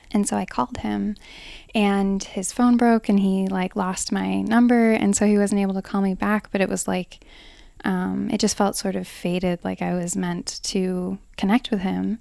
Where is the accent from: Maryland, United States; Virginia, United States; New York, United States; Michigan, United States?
New York, United States; Hamburg; I grew up here in Hamburg, New York